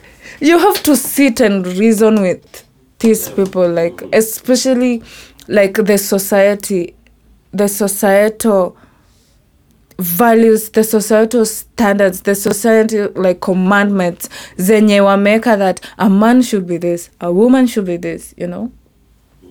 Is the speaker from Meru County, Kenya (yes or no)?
yes; Meru County, Kenya; accent: native African accent; first language Kimeru; English is a second language; Ya my language, ya Kimeru. Like, you know, ilikuwa like my first language